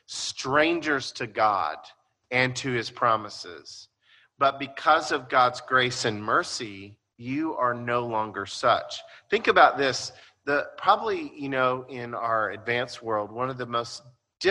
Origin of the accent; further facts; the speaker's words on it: United States; by being Americans